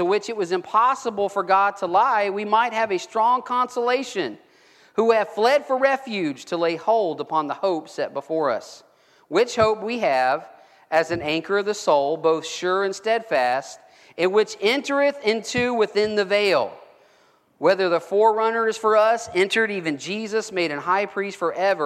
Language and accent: English; Gulf Coast, United States; I grew up on the Gulf Coast. I grew up fishing in the Gulf